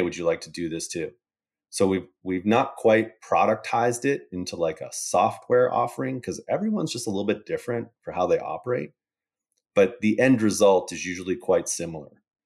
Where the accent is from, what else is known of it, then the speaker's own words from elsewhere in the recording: Calgary, Alberta, Canada; also born or lived in Boston; I'm from Calgary, Canada, uh, grew up here